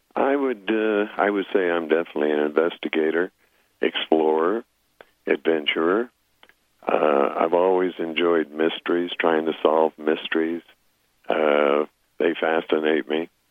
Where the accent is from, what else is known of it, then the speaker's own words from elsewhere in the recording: Apache Reservation, eastern Arizona, United States; moved away as an adult; I grew up on the Apache Reservation in eastern Arizona